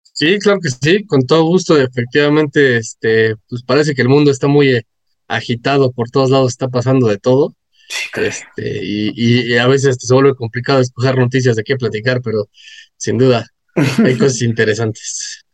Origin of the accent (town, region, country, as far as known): Mexico